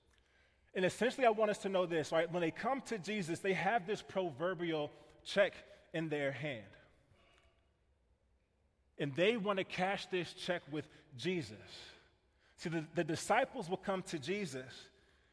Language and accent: English; Kansas City, United States; I grew up in Kansas City, and I grew up in this neighborhood